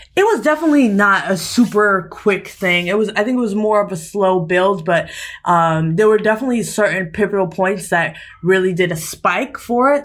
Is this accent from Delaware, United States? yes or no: no; New York City, New York, United States; moved away as an adult; also born or lived in New Hampshire; now in California, United States; I'm from New York, specifically Staten Island and Harlem, New York.